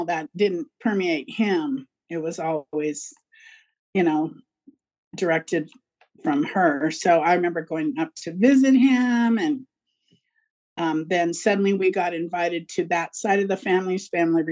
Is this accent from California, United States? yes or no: yes; Fresno, California, United States; also born or lived in San Francisco, California; I grew up in Fresno, California, which is the Central Valley.